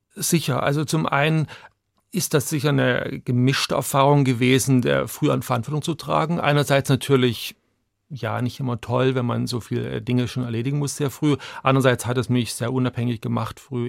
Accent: Chemnitz, Saxony, Germany; also born or lived in Hungary; now in Zurich, Switzerland; ich bin in der DDR aufgewachsen

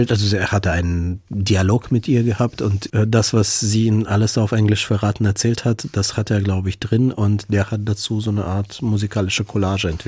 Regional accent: Ukraine; weil es mir wichtig ist, dass man mich als Ukrainer sieht, mhm. weil ich mich als Ukrainer bekenne.

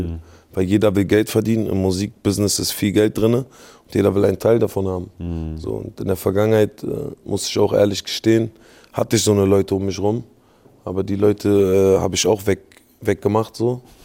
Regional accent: Berlin, Germany; ich bin in Lichterfelde groß geworden

